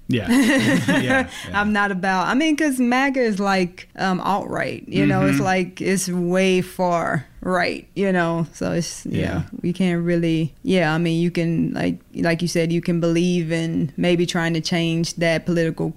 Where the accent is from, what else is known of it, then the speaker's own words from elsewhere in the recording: Texas, United States; I grew up in Texas. So it's like, you know, I went to school in Denton